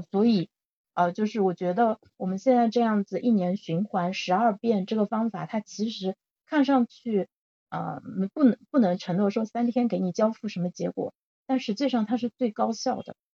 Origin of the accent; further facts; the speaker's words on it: Zhejiang, China; 我现在在杭州嘛，我是浙江人